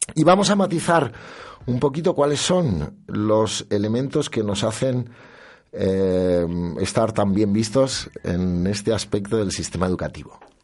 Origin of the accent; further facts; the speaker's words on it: Castile and León, Spain; nuestro orgullo como castellano-leoneses